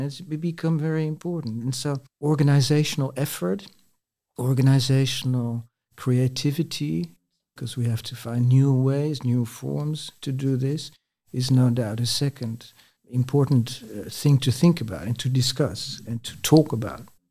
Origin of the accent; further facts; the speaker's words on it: Netherlands; moved away as an adult; also born or lived in France; I'm a Dutch native sociologist